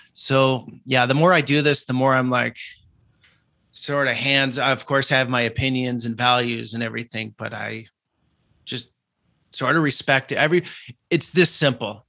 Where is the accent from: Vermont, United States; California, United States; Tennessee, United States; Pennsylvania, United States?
Vermont, United States; moved away; growing up in Vermont in a very rural atmosphere, no exposure to the world